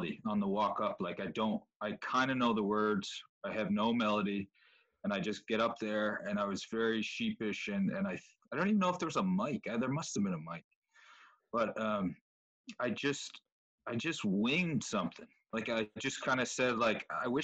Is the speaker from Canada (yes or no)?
yes; Charlottetown, Prince Edward Island, Canada; I was in Charlottetown, and I went to West Kent School